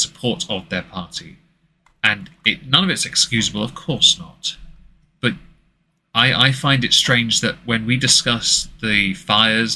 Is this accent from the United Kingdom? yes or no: yes; England, United Kingdom; I'm English